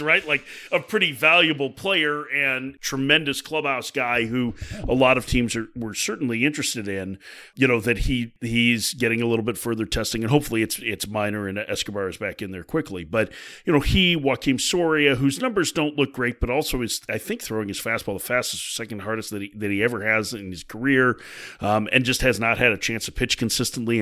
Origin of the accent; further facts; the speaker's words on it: Chicago, Illinois, United States; I grew up in Chicago